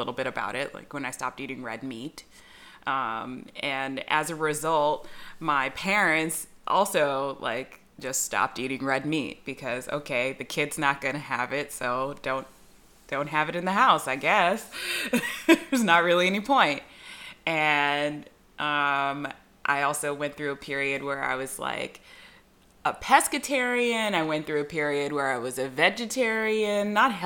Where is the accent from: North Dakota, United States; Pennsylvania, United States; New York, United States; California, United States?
California, United States; Southern; where I grew up, regionally, Southern California